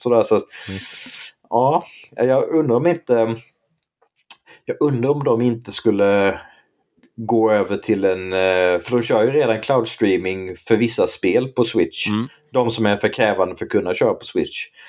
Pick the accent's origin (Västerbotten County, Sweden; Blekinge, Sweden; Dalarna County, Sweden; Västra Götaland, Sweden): Blekinge, Sweden; där jag växte upp, där, där var normen Nintendo